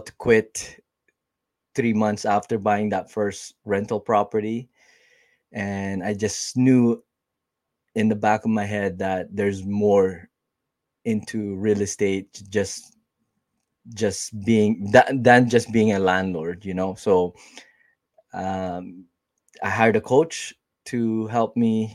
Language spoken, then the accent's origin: English; Winnipeg, Manitoba, Canada; I am from Winnipeg, Canada